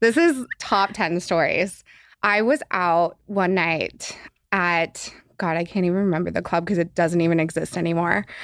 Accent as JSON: {"language": "English", "town": "Los Angeles", "region": "California", "country": "United States", "tie": "born or raised there"}